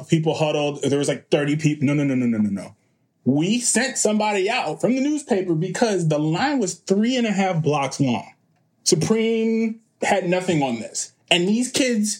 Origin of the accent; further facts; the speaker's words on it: Chicago, Illinois, United States; I am from Chicago